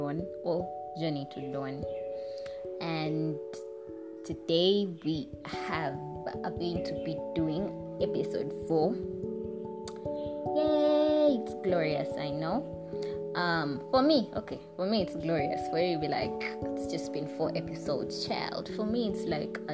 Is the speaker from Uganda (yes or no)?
yes; Uganda; we're not exactly American accent speakers in Uganda. We're British English